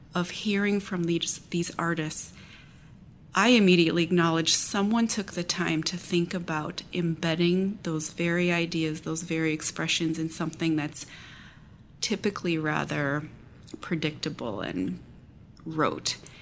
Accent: Galesburg, Illinois, United States; my hometown of Galesburg, Illinois

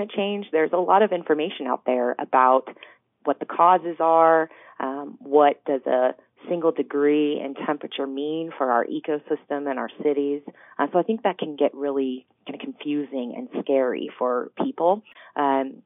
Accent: Colorado, United States; I grew up in Colorado

